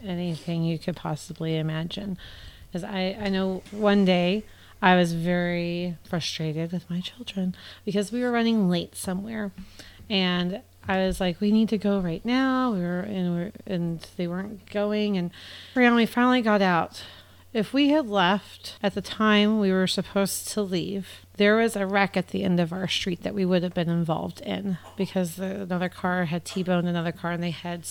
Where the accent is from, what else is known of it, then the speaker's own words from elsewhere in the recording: United States; being an American